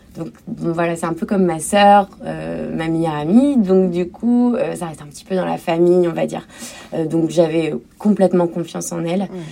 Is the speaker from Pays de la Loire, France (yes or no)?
no; Cherbourg, Normandy, France; ma ville natale qu'est Cherbourg